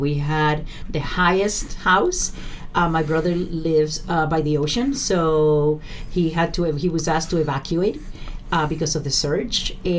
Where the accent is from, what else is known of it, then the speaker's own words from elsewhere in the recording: Caguas, Puerto Rico; Growing up in Puerto Rico was glorious.